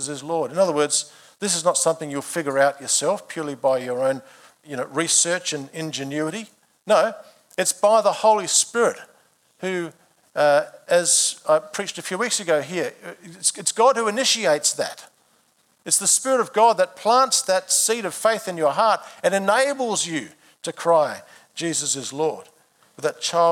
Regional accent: Adelaide, South Australia, Australia; I began my life in March 1967 when I was born in Adelaide.

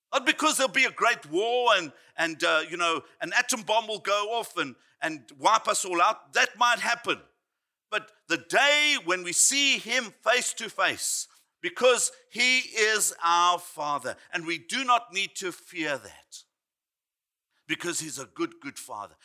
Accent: Johannesburg, Gauteng, South Africa; I grew up in Johannesburg, South Africa

